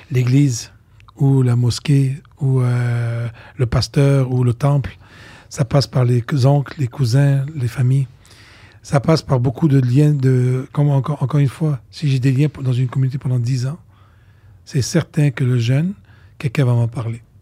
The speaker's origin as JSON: {"language": "French", "country": "Côte d’Ivoire", "also_born_or_lived": "Lebanon", "said": "moi je viens de la Côte d'Ivoire, d'Afrique et du Liban"}